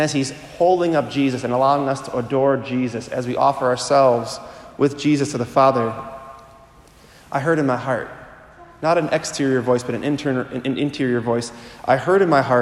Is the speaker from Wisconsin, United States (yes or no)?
yes; Milwaukee, Wisconsin, United States; I'm originally from the Archdiocese of Milwaukee